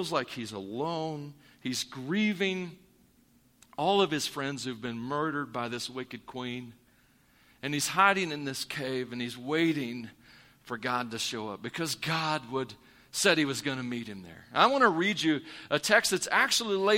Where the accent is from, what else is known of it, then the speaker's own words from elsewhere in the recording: Missouri, United States; moved away; I'm from Missouri